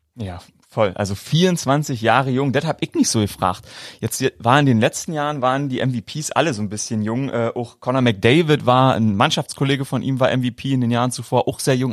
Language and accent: German; East Germany, Germany; da wo ich herkomme